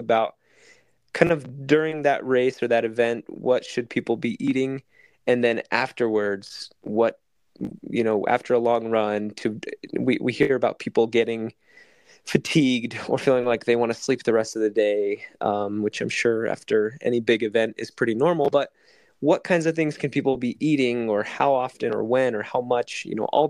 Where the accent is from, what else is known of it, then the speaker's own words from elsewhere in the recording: Arizona, United States; I am from Arizona